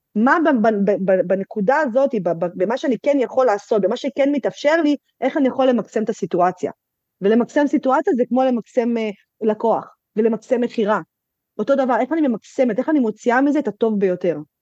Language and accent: Hebrew; Netanya, Central District, Israel; שכונה שחרדית אצלנו בנתניה